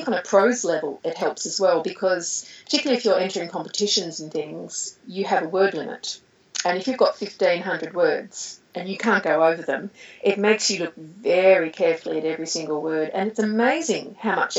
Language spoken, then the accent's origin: English; Australia; I'm Australian